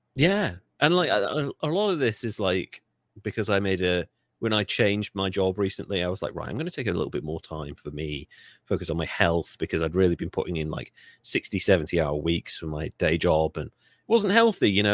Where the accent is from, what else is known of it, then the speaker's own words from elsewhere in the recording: United Kingdom; I'm British